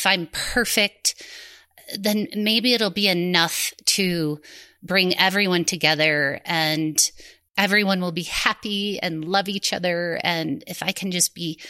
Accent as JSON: {"language": "English", "area": "a suburb of Cleveland", "region": "Ohio", "country": "United States", "tie": "born or raised there", "said": "I grew up in a suburb of Cleveland, Ohio"}